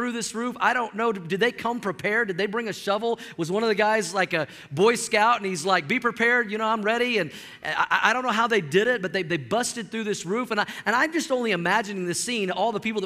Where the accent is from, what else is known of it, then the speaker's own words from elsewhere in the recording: Oklahoma, United States; I grew up in Oklahoma.